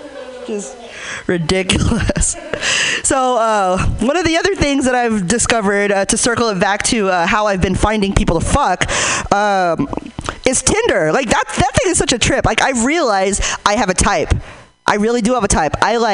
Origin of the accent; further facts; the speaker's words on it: Hayward, California, United States; Like, I'm from Hayward, so I want to feel like I ran from the cops and lost.